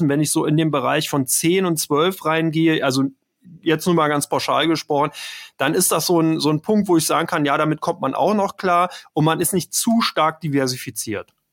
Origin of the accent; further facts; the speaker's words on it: Berlin, Germany; Ich bin aus Ber komme aus Berlin, bin in Berlin geboren